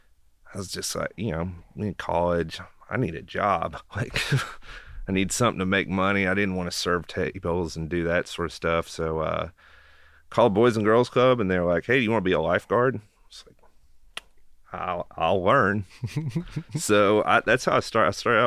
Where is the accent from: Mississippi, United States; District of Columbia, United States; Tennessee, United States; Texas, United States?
Tennessee, United States; Knoxville; So I'm born and raised in Knoxville. My family's been here since the 40s, I think.